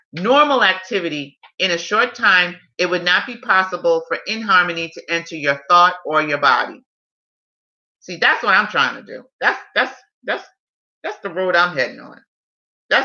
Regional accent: New York City, New York, United States; I'm a New Yorker

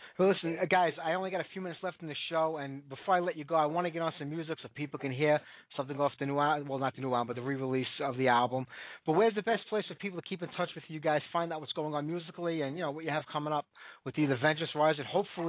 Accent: Brooklyn, New York, United States; I originally out of Brooklyn, New York, so not too far away.

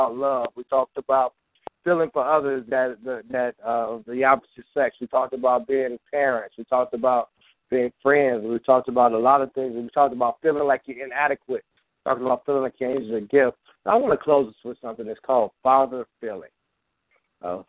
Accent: Chicago, Illinois, United States; I'm really from Chicago

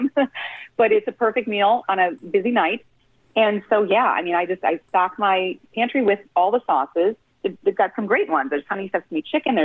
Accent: Minnesota, United States; I'm from Minnesota

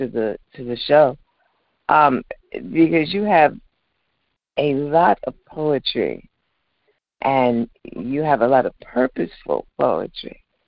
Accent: Westbury, New York, United States; I'm from Westbury. I'm from the other side of the Long Island Expressway.

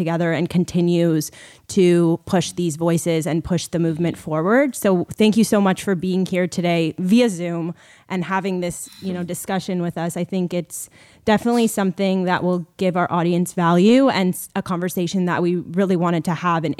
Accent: Canada

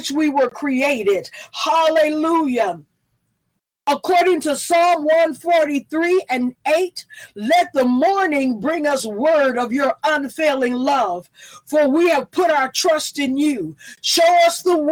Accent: the South, United States; I'm from the South

